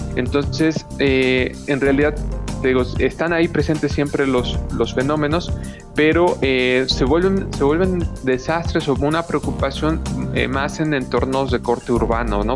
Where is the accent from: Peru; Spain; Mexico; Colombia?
Mexico